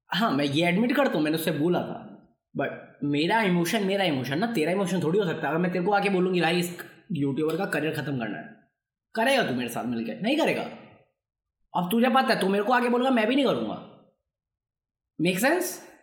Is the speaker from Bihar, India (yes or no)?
yes; Bihar, India; मैं बिहारी हूँ